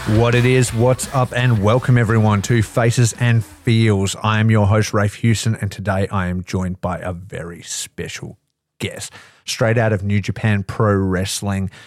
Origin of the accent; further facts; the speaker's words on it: Australia; growing up in Australia